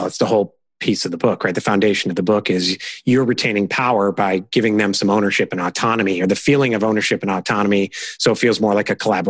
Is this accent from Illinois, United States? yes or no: yes; Chicago, Illinois, United States; now in Charleston, United States; We're originally from Chicago